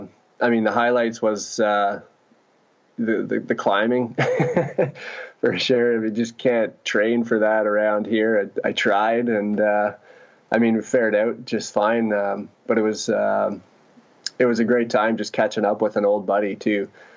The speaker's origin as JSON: {"language": "English", "region": "Ontario", "country": "Canada", "tie": "born or raised there", "said": "We grew up guiding rafts on the Ottawa River back here."}